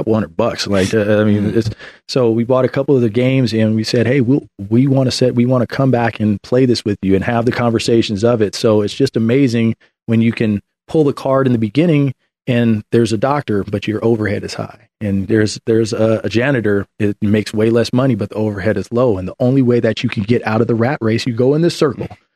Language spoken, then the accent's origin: English; Oakland, California, United States; I'm originally from the Bay Area. I grew up in Oakland.